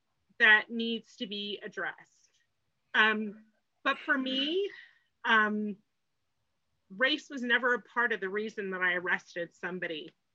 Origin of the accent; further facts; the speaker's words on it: England, United Kingdom; born there; also born or lived in Hong Kong / New York; I was born in England, I lived in Hong Kong, I lived in New York, and then I moved here.